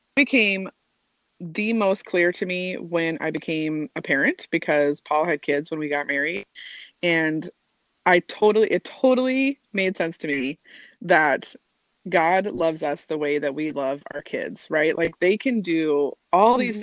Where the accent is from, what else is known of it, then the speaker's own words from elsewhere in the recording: Albuquerque, New Mexico, United States; moved away as an adult; also born or lived in Seattle, Washington; So I moved from Albuquerque, New Mexico, to Seattle, Washington, for work, and I was a it was my first move away from like where I grew up